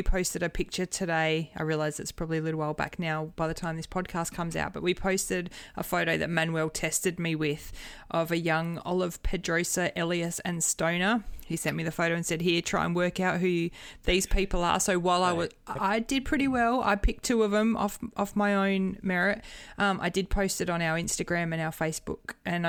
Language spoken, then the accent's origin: English; Australia; I'm very Aussie, a very Aussie young lady here